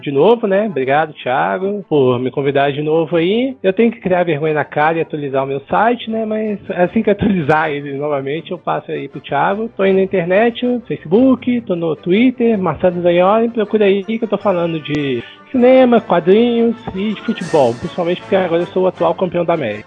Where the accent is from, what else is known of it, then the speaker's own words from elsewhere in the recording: Belo Horizonte, Minas Gerais, Brazil; now in São Paulo, Brazil; eu sou de Belo Horizonte, hoje eu moro em São Paulo